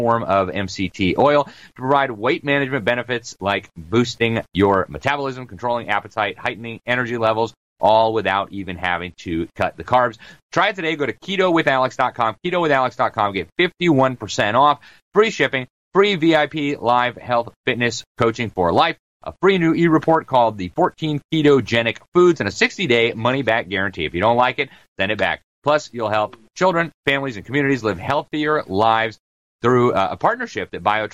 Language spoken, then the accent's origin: English; Miami, Florida, United States; that's my hometown